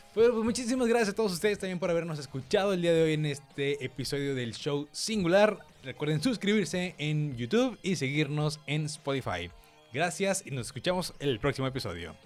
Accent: Monterrey, Nuevo León, Mexico; somos regios

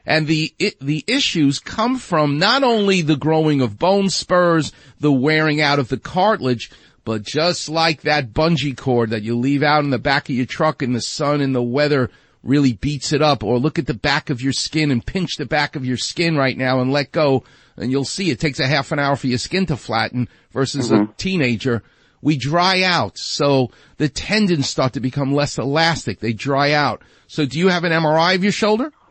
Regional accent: New York City, New York, United States; accent: New York; I'm from Far Rockaway. I'm from New York.

